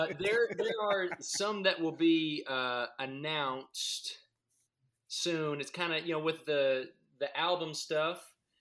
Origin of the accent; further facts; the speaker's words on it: Brazil; Right. Yeah. And I'm from Brazil.